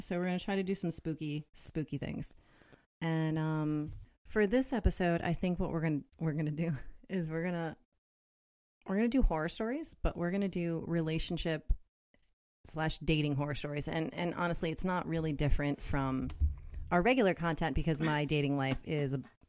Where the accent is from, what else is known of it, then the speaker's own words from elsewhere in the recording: Canada; I'm from Canada.